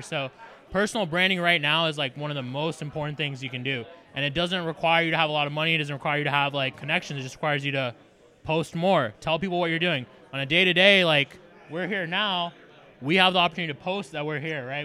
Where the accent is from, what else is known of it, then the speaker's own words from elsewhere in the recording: Foley, Alabama, United States; moved away as an adult; also born or lived in Ithaca, New York / Dallas / Los Angeles / Las Vegas; I originally grew up in Foley, Alabama